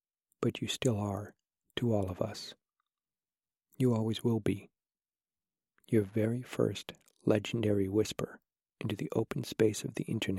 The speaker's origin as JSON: {"language": "English", "town": "Nottingham", "region": "East Midlands", "country": "United Kingdom", "accent": "Nottinghamshire", "said": "Yes, I am from Nottingham. I actually really dislike my Nottinghamshire accent, as I think I sound a bit chavvy."}